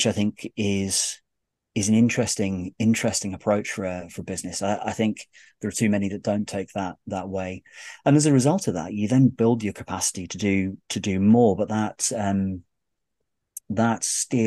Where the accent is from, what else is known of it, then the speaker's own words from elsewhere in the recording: United Kingdom; I'm terribly British